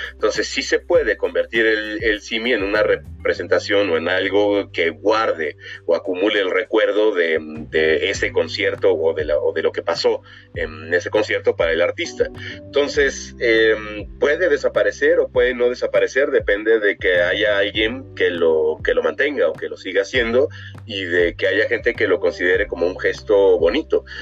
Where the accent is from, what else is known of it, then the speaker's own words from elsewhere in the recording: Mexico; nosotros como mexicanos